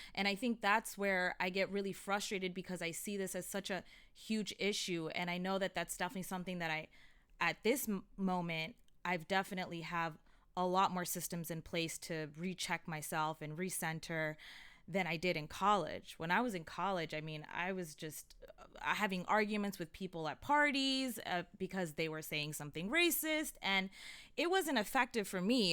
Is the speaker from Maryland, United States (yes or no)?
yes; Montgomery County, Maryland, United States; I'm from Montgomery County where it's a well-off county